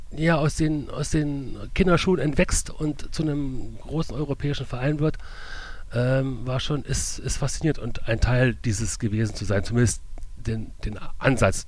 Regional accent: Berlin, Germany; moved away as an adult; also born or lived in Leverkusen; now in Burscheid, Germany; Ich bin in der Großstadt Berlin groß geworden

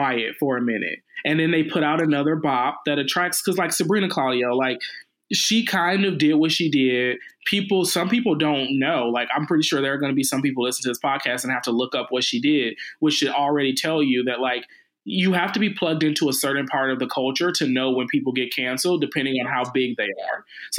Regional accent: Midwest, United States; Detroit is country. I'm from the Midwest.

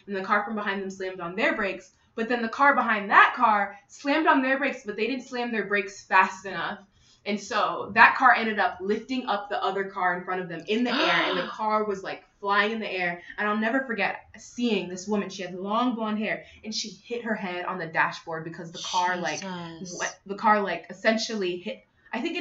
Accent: Connecticut, United States; also born or lived in Northern Africa; now in Atlanta, United States; I am originally from Connecticut, but I grew up in an African household. My dad is from Kenya and my mother is from Uganda. And yeah, I now live in Atlanta, Georgia.

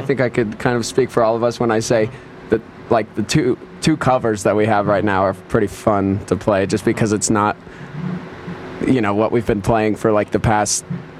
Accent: Erie, Colorado, United States; also born or lived in Boulder, Colorado; drove home to Erie and lived our lives.

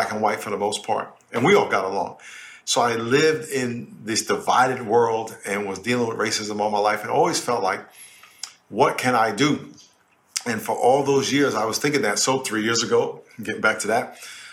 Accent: New York, United States; I grew up in New York in a neighborhood called Lakeview, which was mostly black.

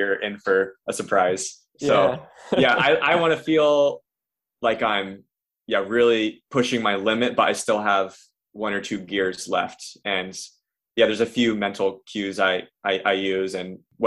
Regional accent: Versailles, Ohio, United States; it's nice to race in Ohio, being in my home state

